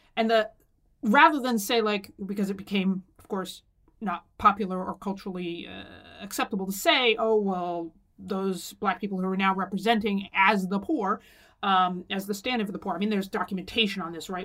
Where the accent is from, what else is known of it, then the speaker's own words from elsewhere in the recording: Pennsylvania, United States; my home state of Pennsylvania